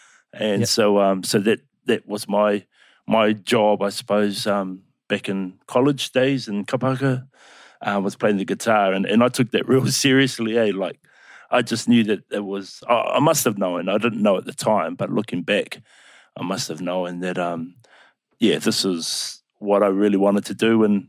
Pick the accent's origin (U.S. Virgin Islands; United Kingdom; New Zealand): New Zealand; Upper Hutt, Wellington; Yeah, born in Upper Hutt. Spent a lot of time. I was raised in the Wellington region as a whole. Spent a lot of my time out on the Kapiti Coast, Paraparaumu.